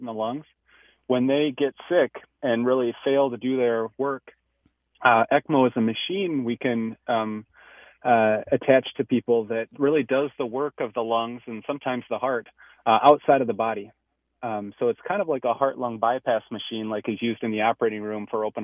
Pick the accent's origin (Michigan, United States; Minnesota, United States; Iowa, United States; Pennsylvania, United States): Minnesota, United States; Minneapolis; I grew up in Northeast Minneapolis, and I was lucky enough to stay for medical school.